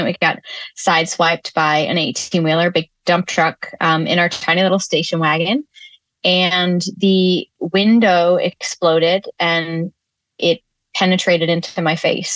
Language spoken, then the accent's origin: English; Northern Connecticut, United States; our community church growing up in Northern Connecticut